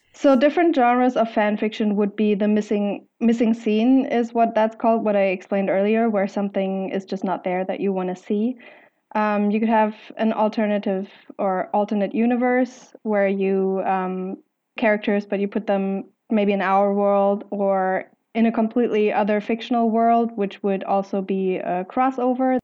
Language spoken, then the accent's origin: English; Germany; I'm from Germany